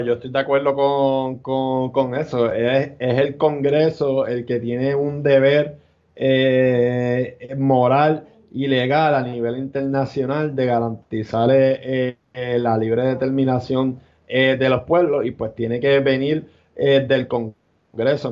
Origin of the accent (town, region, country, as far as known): Puerto Rico